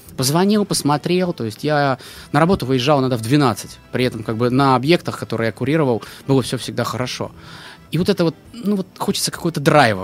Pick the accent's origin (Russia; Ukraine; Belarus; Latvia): Russia; Dno, Pskov Oblast; moved away; Я приехал из городка под названием Дно.